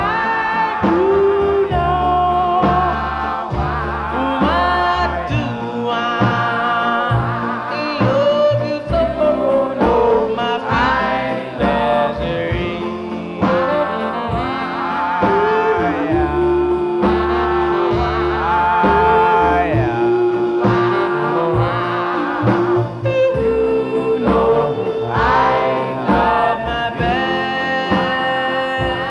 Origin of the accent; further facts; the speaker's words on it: the New York area, United States; growing up in the New York area